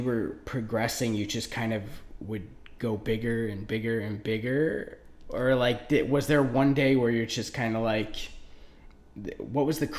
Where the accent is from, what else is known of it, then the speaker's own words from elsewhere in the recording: Detroit, Michigan, United States; also born or lived in Warren / Southfield; I grew up in, you know, I'm from Detroit